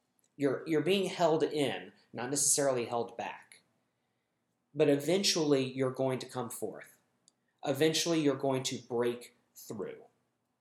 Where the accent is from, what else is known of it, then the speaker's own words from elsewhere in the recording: United States; I'm speaking as an American Jew